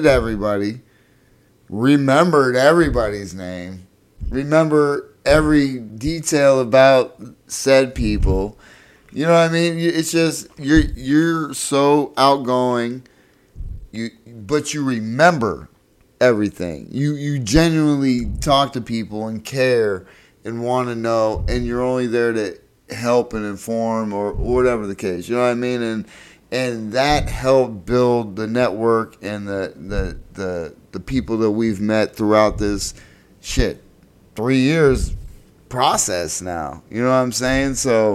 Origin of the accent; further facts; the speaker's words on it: Erie, Pennsylvania, United States; I'm from Erie, Pennsylvania, which is right off of Lake Erie, little city